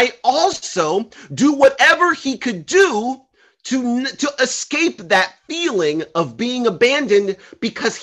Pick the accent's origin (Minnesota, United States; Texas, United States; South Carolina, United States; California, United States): California, United States; Los Angeles; I grew up in South Central in the 90s